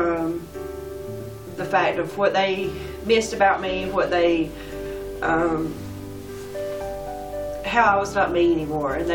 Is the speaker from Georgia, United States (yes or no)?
yes; Edder, Georgia, United States; I'm from Edder, Georgia